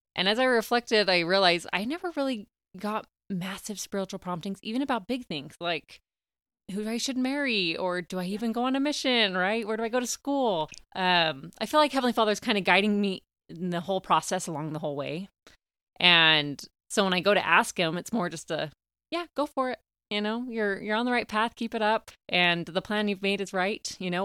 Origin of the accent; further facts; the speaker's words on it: Clinton, Utah, United States; also born or lived in Oregon / Knoxville, Tennessee; I grew up in Clinton, Utah, um, had a great childhood